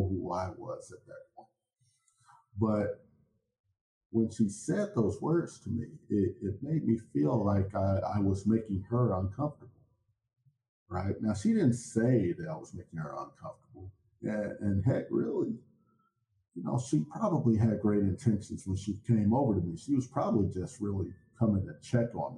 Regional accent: Chicago, Illinois, United States; I was born and raised in Chicago

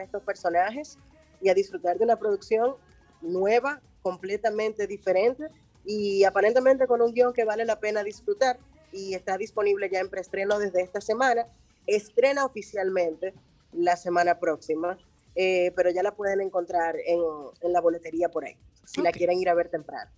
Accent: Dominican Republic; somos dominicanos

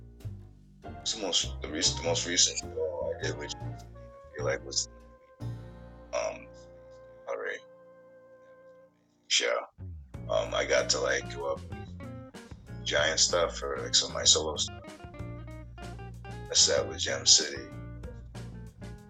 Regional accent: Portland, Maine, United States; moved away as an adult; also born or lived in Pennsylvania; I grew up in Portland, Maine. Went to school in Westbrook.

